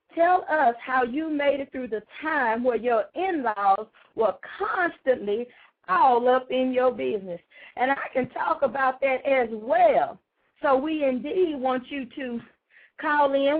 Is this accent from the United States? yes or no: yes; Houston, Texas, United States; also born or lived in Atlanta, Texas; I come from Atlanta, Texas, but I tell them, you know, I was raised in South Park